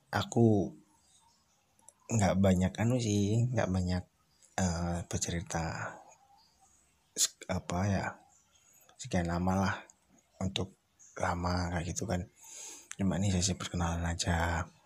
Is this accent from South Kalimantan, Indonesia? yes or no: no; Surabaya, East Java, Indonesia; Kalau orang Jawa kan memang aku asli Jawa, Jawa Timur. Wong Surabaya.